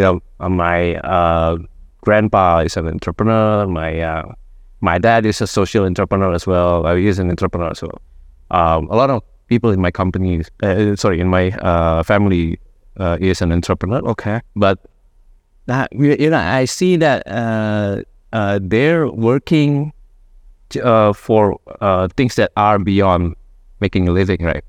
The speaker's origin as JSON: {"language": "English", "region": "Jakarta", "country": "Indonesia", "tie": "born or raised there", "said": "grew up mostly in, uh, Jakarta"}